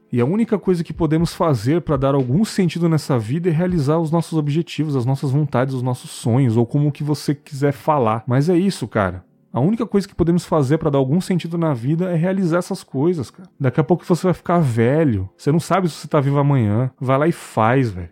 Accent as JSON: {"language": "Portuguese", "region": "São Paulo", "country": "Brazil", "said": "Eu sou de São Paulo"}